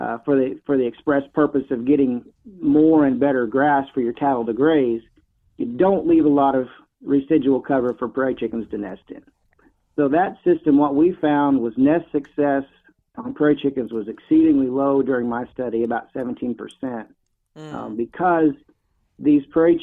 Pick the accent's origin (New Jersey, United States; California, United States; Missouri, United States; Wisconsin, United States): Missouri, United States; Neosho; But my dream had always been to work for the Department of Conservation in Missouri. I was raised in Neosho, and I always thought the department had a world-class outfit.